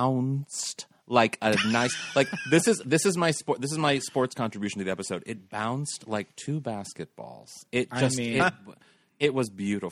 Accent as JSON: {"language": "English", "town": "St. Louis", "region": "Missouri", "country": "United States", "also_born_or_lived": "Chicago", "moved": "as an adult", "said": "I'm from St. Louis"}